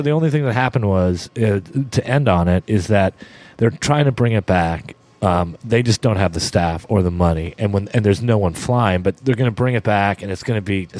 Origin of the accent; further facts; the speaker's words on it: Pittsburgh, Pennsylvania, United States; born there; also born or lived in Canada; I was born in Pittsburgh, Pennsylvania. So my life consisted of I would live in these towns where, and my dad got traded quite a few times, not that much, but I would live we'd go back to Canada in the summertime